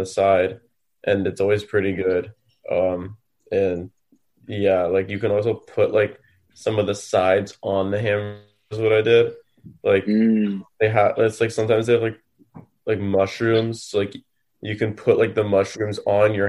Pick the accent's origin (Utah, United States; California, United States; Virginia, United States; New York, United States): California, United States; Los Angeles; I'm from the better city of Los Angeles